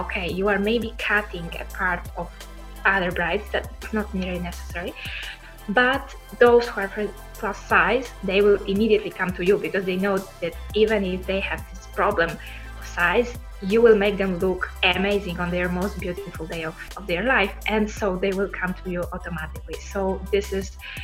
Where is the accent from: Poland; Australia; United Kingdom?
Poland; moved away as an adult; now in Italy; I come originally from Poland. I moved to Italy to join my longtime boyfriend